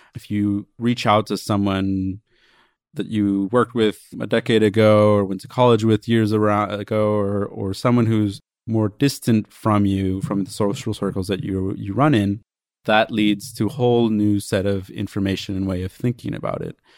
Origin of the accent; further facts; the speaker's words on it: Princeton, New Jersey, United States; moved away; Princeton, which is my hometown